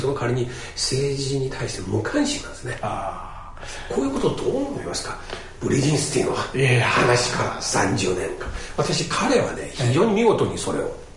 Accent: China; Japanese is a second language; moved away as an adult; now in Japan; 私中国出身だから

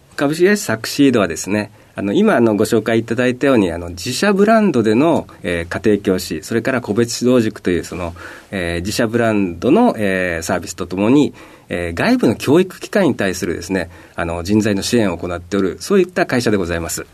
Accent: Iwaki, Fukushima, Japan; also born or lived in Nishinomiya, Hyogo; 生まれはあの兵庫県の西宮なんですけれども、えーまあ、10歳から、まあ、思春期を過ごしたのはあの福島県のいわき市というところで

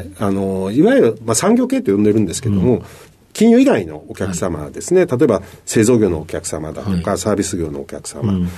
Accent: Sakai, Osaka, Japan; born or raised there

